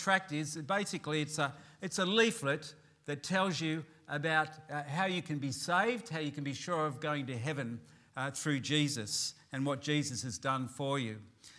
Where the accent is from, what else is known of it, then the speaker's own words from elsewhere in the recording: Newcastle, New South Wales, Australia; I come from Newcastle in New South Wales, and I'm a pastor of the Baptist Tabernacle there.